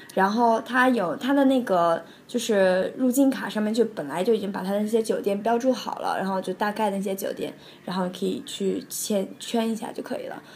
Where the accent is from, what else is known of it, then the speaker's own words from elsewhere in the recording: China; 但是我们大陆这边